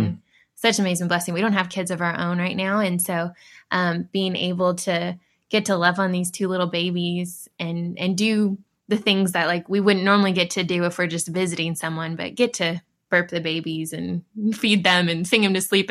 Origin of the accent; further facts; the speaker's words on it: Dallas, Texas, United States; also born or lived in California; originally, I'm from, born in California, but originally, before here, at least, uh, Dallas area